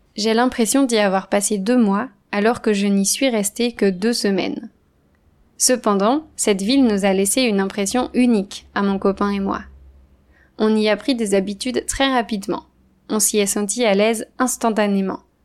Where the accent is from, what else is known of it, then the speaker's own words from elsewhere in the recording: Andrezé, Pays de la Loire, France; moved away; Le village où j'ai grandi s'appelle Andrezy. Il est situé à l'ouest de la France, entre Nantes et Angers.